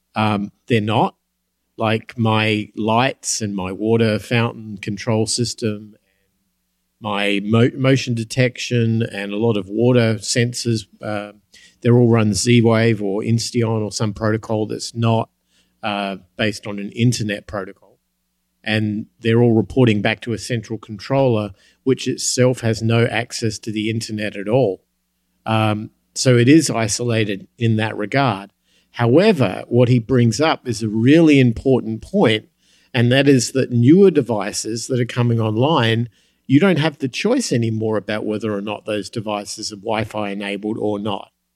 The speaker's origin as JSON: {"language": "English", "country": "United States", "said": "I'm an American"}